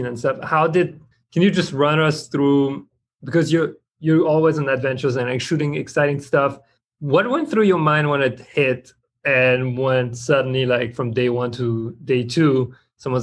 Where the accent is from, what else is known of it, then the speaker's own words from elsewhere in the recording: France; moved away; I come from France